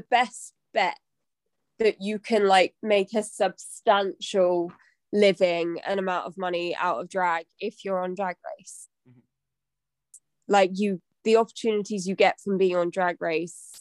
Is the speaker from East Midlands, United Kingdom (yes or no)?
yes; Leicester, East Midlands, United Kingdom; moved away as an adult; now in Brighton, United Kingdom; physically I was born in Leicester, but spiritually I was born in Brighton.